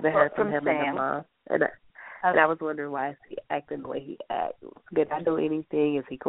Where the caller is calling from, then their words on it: Detroit, Michigan, United States; I'm calling from Detroit, Michigan.